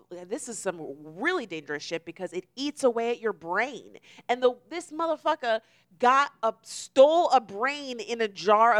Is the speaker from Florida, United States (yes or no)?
yes; Florida, United States; We just added the extra twist that we are actually from Florida.